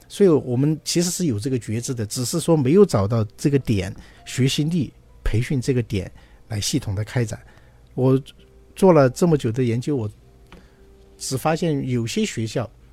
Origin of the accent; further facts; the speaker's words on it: China; 我们中国人